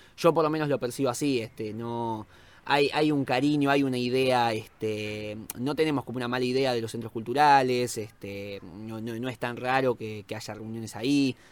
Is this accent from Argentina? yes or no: yes; Argentina; como argentino